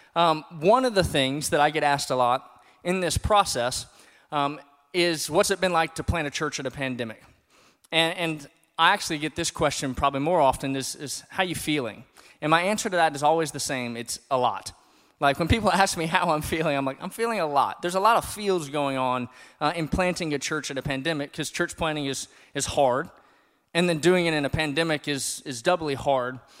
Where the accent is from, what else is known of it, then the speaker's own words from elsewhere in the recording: South Louisiana, United States; now in Bloomington, United States; I'm from South Louisiana